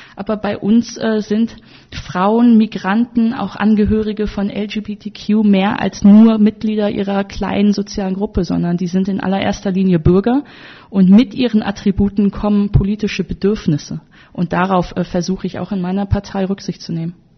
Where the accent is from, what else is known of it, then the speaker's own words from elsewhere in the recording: Wuppertal, North Rhine-Westphalia, Germany; ich komme ja aus Wuppertal